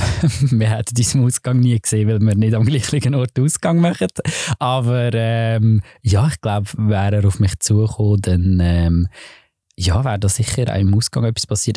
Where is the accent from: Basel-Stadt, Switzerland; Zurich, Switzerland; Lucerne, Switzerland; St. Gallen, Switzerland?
Lucerne, Switzerland; ich bin so ein bisschen als der äh, wirklich so als Schweizer eingestellt worden